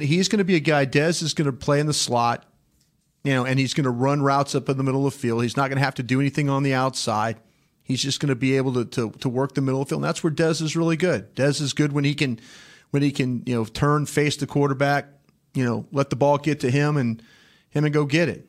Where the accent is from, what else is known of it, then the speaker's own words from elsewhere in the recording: Dallas, Texas, United States; I was from Dallas